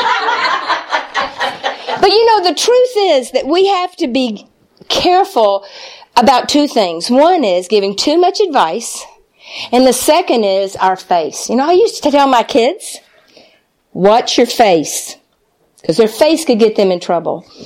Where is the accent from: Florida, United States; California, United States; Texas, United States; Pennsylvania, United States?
Texas, United States; moved away; also born or lived in Springfield, Missouri; I'm from Texas